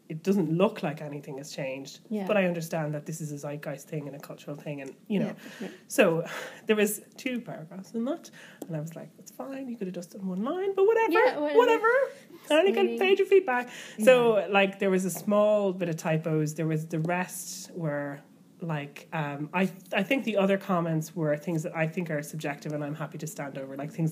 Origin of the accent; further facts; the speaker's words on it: Ireland; as an Irish person